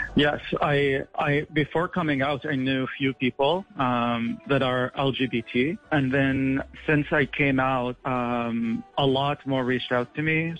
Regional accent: Qatar; moved away as an adult; now in San Francisco, United States; I was born and raised in Qatar, and I left Qatar in 2011 to complete my medical training in the United States.

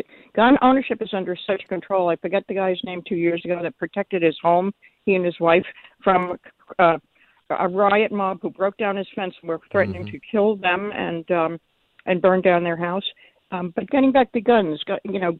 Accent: New York City, New York, United States; I grew up in Brooklyn, but my father was from Pennsylvania

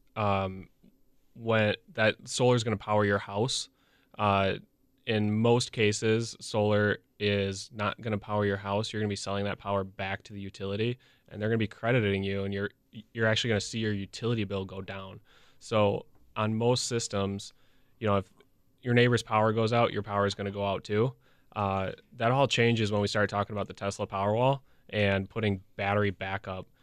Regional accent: Franklin, Wisconsin, United States; I grew up in Franklin

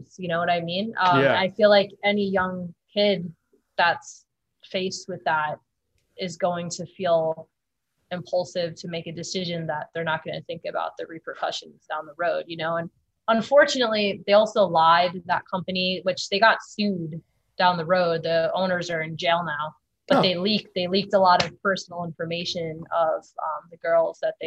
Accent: Long Island, New York, United States; now in California, United States; my hometown on Long Island

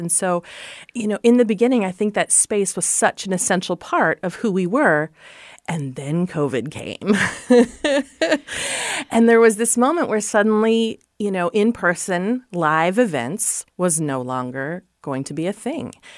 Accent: Columbus Junction, Iowa, United States; I'm an Iowa girl. I grew up in Columbus Junction

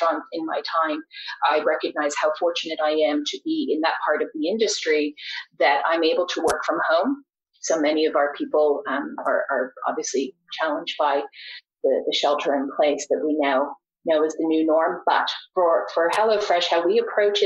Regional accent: Canada; also born or lived in Australia; growing up in Canada before what was once called NAFTA

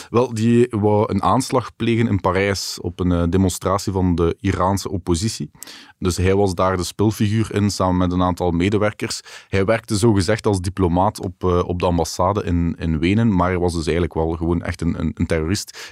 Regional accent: Belgium; wij als Belgen

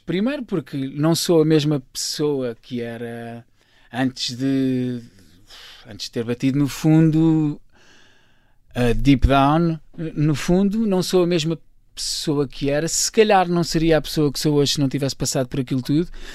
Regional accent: Carcavelos, Lisbon, Portugal; eu nasci em Lisboa, mas cresci em Carcavelos, uh, okay. Carcavelos, Paredes, um menino da linha

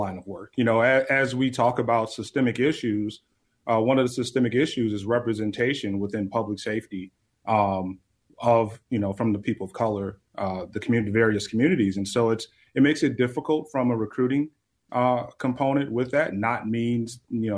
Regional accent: Chicago, Illinois, United States; also born or lived in New York; now in Salt Lake City, United States; Growing up in Chicago, having experienced it personally myself

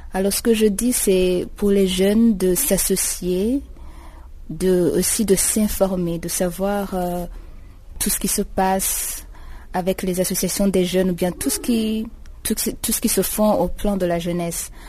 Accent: Burundi; moved away as an adult; now in Eswatini; je viens du Burundi, c'est un pays qui se trouve à l'est de l'Afrique

